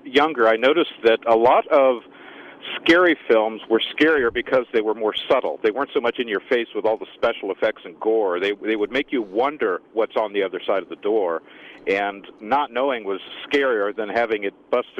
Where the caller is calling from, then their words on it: Cedarville, Ohio, United States; I'm calling from the Cedarville area.